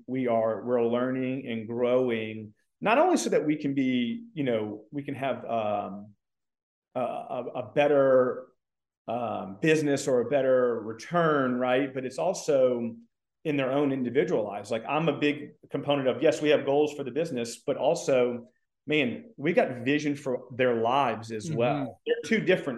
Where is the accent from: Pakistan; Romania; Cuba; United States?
United States; Mandeville, Louisiana; moved away as an adult; also born or lived in Covington, Louisiana; now in Texas, United States; I am a Cajun. I was born and raised in Louisiana.